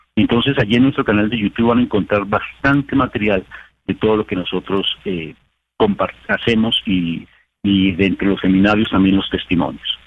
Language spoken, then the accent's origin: Spanish; Colombia; para los que somos colombianos